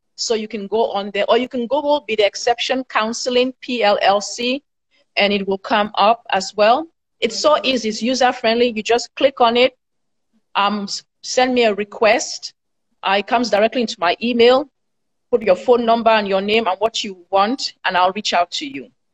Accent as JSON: {"language": "English", "country": "Cameroon", "moved": "as an adult", "lives_now": "United States", "said": "I'm from Cameroon originally"}